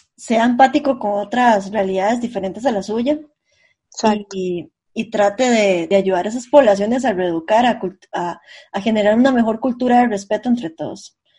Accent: San José, Costa Rica; also born or lived in rural area near Jacó; yo soy del centro de San José, entonces yo siempre estoy súper acostumbrada a caminar rápido

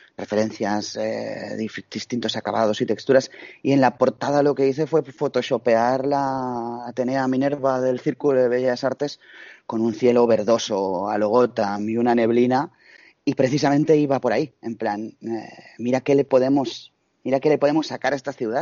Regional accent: Barcelona, Catalonia, Spain; yo soy de Barcelona

